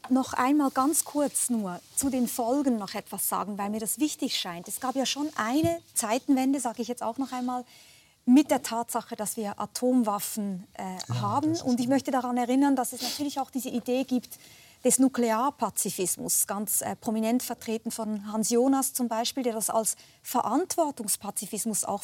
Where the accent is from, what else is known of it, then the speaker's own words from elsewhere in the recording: Switzerland; gerne als Schweizerin hier am Tisch